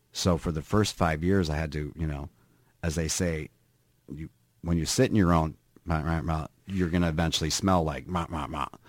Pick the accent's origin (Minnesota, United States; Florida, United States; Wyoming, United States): Minnesota, United States; moved away as an adult; also born or lived in California; now in Northfield, United States; I grew up in Minnesota